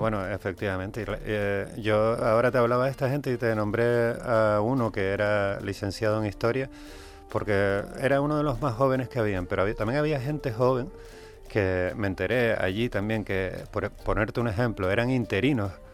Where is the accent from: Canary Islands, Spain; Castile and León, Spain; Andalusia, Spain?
Canary Islands, Spain; somos canarios todo el año